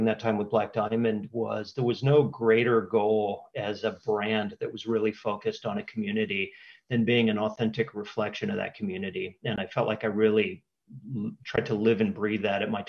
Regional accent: Cocoa Beach, Florida, United States; now in Amsterdam, Netherlands; when I was a 14-year-old school kid growing up in Cocoa Beach, Florida

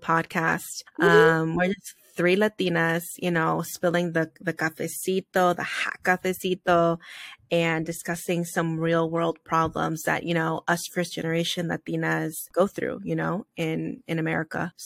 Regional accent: Northeast, United States; We grew up in the Northeast.

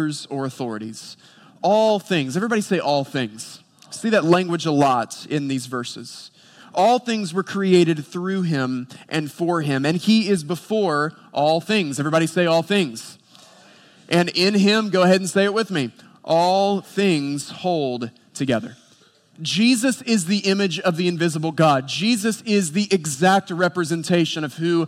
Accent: Boone, North Carolina, United States; I grew up in Boone, North Carolina

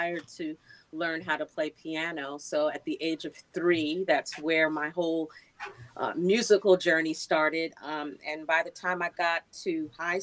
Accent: New York City, New York, United States; I am from Queens, New York. A few minutes from the Belmont Racetrack is where I grew up.

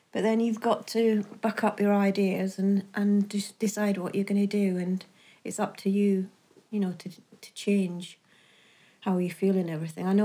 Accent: Campbeltown, Scotland, United Kingdom; now in Scunthorpe, United Kingdom; It's on the west coast of Scotland. It's a very, very quiet little town, but it's absolutely stunning there's not very much um, work up there. That's why we moved to Scunthorpe.

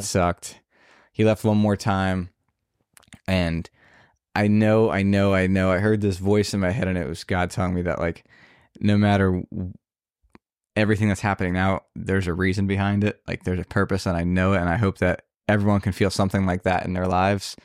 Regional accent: New Jersey, United States; moved away; I'm originally from New Jersey.

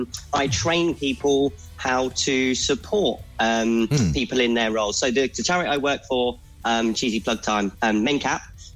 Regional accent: Peterborough, East of England, United Kingdom; also born or lived in Yaxley; I'm not from Yaxley. I'm actually from Peterborough, but born and bred. Always looked to move away, so I thought, why not just move a mile and a half down the road?

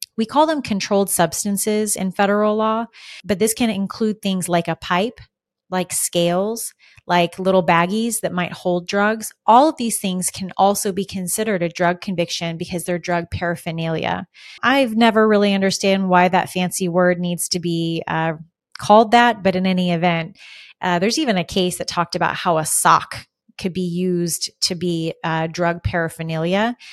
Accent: United States; also born or lived in Arizona; as an American

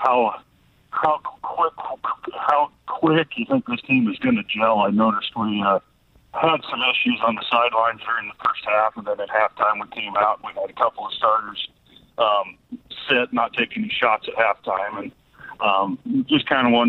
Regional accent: Lincoln, Nebraska, United States; I'm from Lincoln, obviously

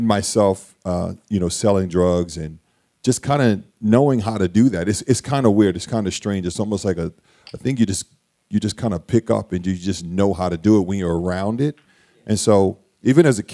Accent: Wilmington, Delaware, United States; So I grew up in Wilmington. I grew up in the projects of Wilmington, Delaware, in this South Wilmington and in North Wilmington

